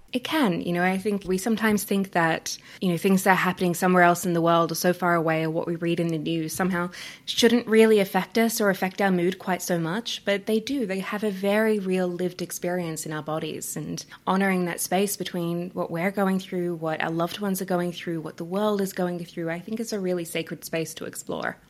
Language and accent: English; Australia; accent: Australian; now in Canada; I'm Australian, if you can hear my accent